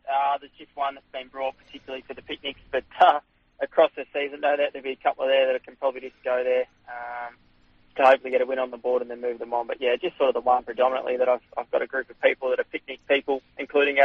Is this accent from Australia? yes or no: yes; Seymour, Victoria, Australia; I was born in Seymour. Basically, all my life there